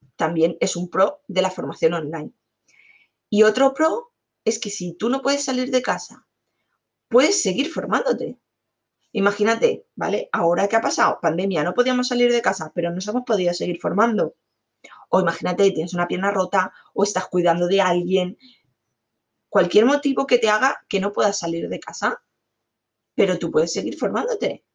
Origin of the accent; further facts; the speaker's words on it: Alicante, Valencian Community, Spain; yo soy de Alicante